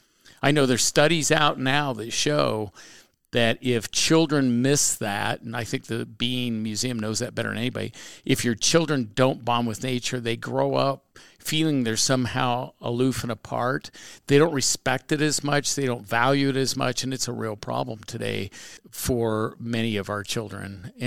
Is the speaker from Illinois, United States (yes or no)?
no; Indiana, United States; in Indiana, which is a spectacular place. I mean, people go, oh, it's the Midwest.